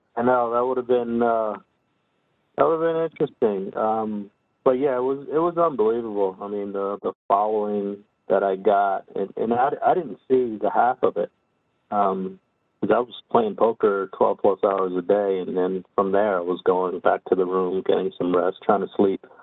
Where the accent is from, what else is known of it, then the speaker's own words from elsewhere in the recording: New Jersey, United States; growing up in New Jersey, spent quite a bit of time in in Atlantic City